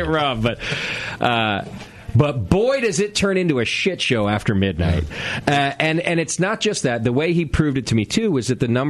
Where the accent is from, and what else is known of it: Connecticut, United States; born or raised there; moved away